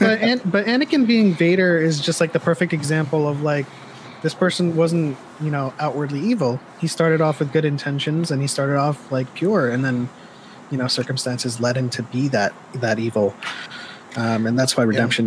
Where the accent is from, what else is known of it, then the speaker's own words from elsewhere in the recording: East Coast, United States; I grew up on the East Coast